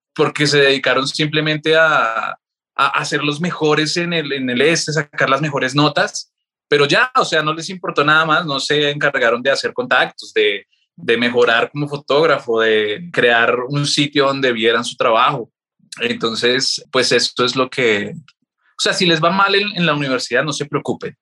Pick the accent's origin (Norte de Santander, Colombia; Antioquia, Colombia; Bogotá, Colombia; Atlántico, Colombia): Bogotá, Colombia; mi familia es boyacense, yo no soy boyacense, casi, pero nací acá en Bogotá. Vivíamos en el sur de Bogotá